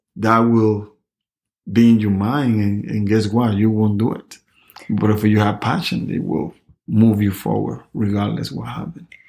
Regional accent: Panama; moved away; I never forget my town, my hometown, Panama.

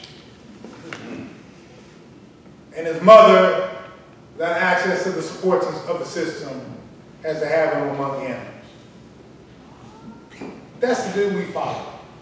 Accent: Dallas, Texas, United States; my hometown of Dallas, Texas

